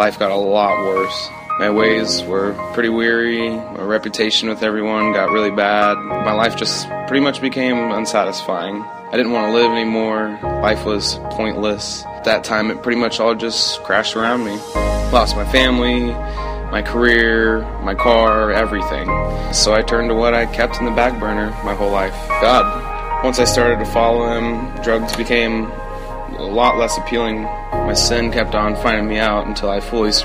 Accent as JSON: {"language": "English", "town": "Cincinnati", "region": "Ohio", "country": "United States", "said": "I'm 21 from Cincinnati, Ohio. I grew up in a great family"}